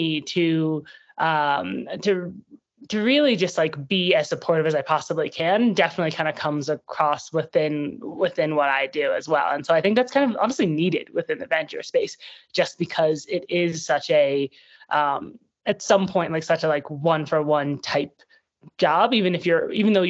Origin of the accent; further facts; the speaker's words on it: New York City, New York, United States; I grew up in New York City, so born and raised, have not really left for college.